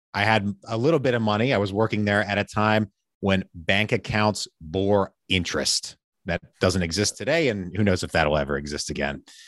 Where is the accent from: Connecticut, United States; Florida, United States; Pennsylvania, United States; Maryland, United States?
Pennsylvania, United States; now in Richmond, Virginia, United States; I'm originally from Pennsylvania